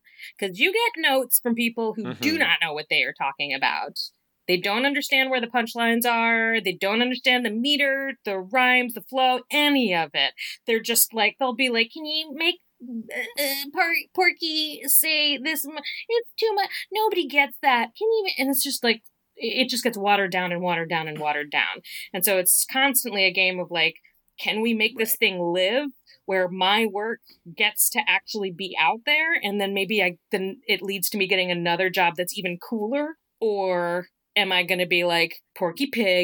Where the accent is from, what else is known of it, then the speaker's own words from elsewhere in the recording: Richmond, Virginia, United States; moved away; King's Dominion at very close to where I grew up in Richmond.